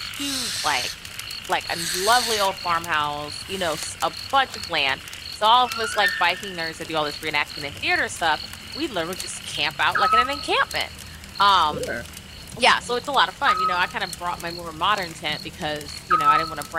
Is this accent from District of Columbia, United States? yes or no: no; New Orleans, Louisiana, United States; moved away; I'm from New Orleans originally